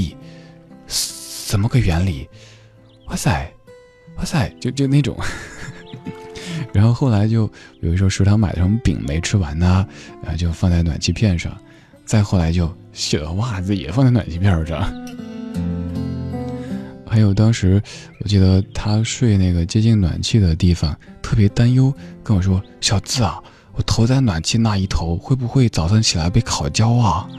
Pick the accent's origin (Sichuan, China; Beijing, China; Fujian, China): Sichuan, China; Chengdu; 比如说我家乡成都，